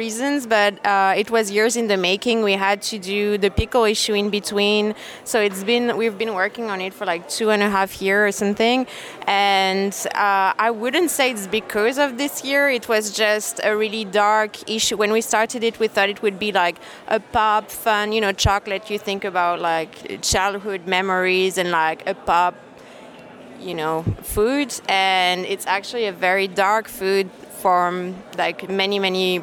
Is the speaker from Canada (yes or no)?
no; Paris, Île-de-France, France; we're from Paris.